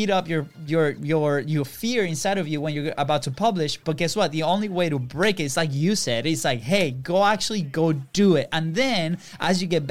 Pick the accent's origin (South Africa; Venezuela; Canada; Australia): Venezuela; English is a second language; moved away; also born or lived in Virginia; we're from Venezuela